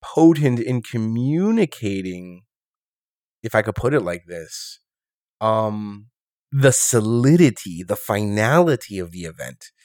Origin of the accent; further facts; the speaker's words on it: New York City, New York, United States; also born or lived in Rochester, New York; born and raised in New York City.